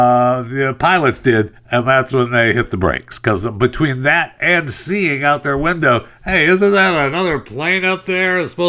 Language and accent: English; San Francisco, California, United States; man, do I miss being back in my hometown of San Francisco.